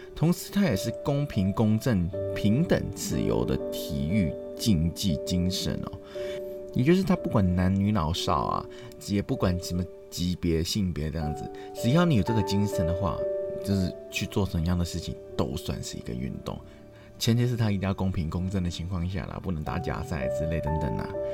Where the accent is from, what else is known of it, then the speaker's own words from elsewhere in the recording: Hong Kong; 我们香港